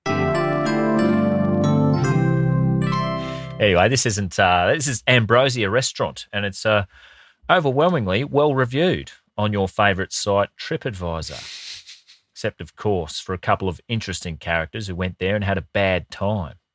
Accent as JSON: {"language": "English", "town": "Brisbane", "region": "Queensland", "country": "Australia", "tie": "born or raised there", "said": "when I grew up in Brisbane"}